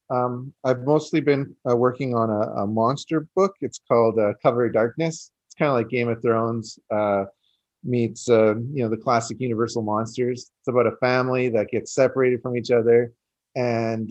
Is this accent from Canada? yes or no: yes; Canada; I'm Canadian